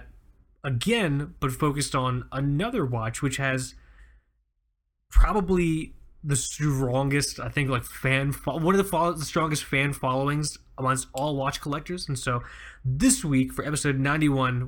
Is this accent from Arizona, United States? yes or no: no; Fort Lauderdale, Florida, United States; growing up on Fort Lauderdale Beach